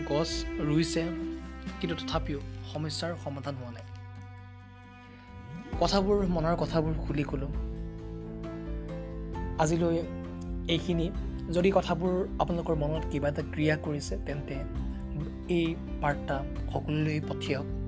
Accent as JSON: {"language": "Assamese", "region": "Assam", "country": "India", "said": "কিয়নো অসমৰ বেছি শতাংশ এনেবোৰ পাহাৰ ভৈয়ামেৰে আগু আগুৰা গতিকে পাহাৰ ভৈয়ামৰ কাষতে আমাৰ ঘৰ আমাৰ গাঁও আমাৰ পৰিয়াল আমাৰ দৈনন্দিন জীৱন"}